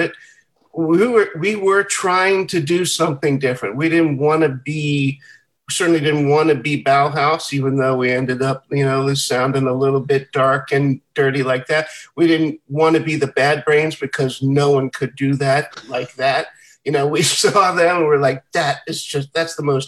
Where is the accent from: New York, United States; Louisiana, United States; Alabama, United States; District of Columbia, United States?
District of Columbia, United States; Washington; We were all born and raised here in Washington, D.C., all four of us.